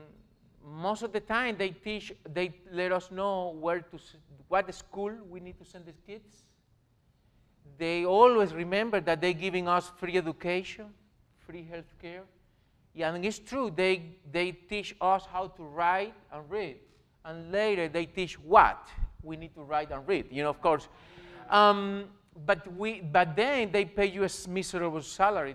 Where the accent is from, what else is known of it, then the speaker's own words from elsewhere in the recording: Jovellanos, Matanzas, Cuba; English is a second language; moved away as an adult; also born or lived in Miami, United States; now in Ohio, United States; In my hometown, Jovellanos, in my hometown in Jovellanos, where we live